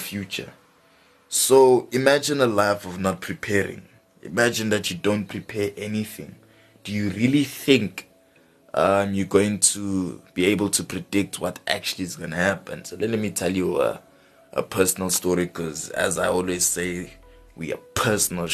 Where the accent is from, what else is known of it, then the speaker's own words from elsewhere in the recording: Johannesburg, Gauteng, South Africa; we're from Johannesburg South